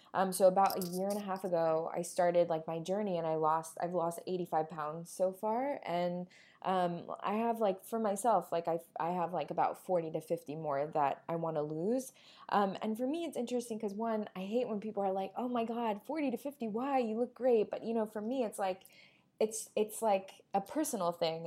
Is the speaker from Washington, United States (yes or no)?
no; Florida, United States; moved away; also born or lived in New York; In Florida, I grew up in Florida